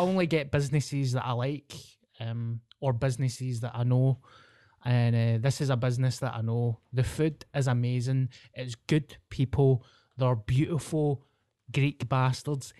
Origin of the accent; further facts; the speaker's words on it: Scotland, United Kingdom; being Scottish